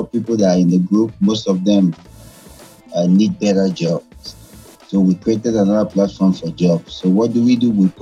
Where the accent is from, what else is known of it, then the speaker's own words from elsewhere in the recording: Nigeria; moved away; also born or lived in Afghanistan; I'm from Nigeria.